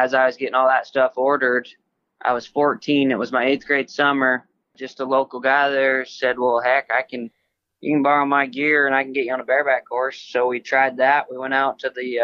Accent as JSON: {"language": "English", "area": "near Cody", "region": "Wyoming", "country": "United States", "tie": "born or raised there", "said": "I grew up in Wyoming, just south of Billings, Montana, by Cody, Wyoming. I'm only 50 miles from Cody"}